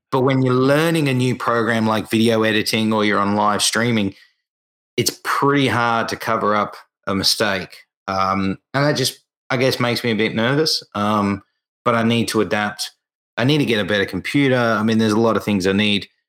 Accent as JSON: {"language": "English", "country": "Australia", "said": "for me as an Australian"}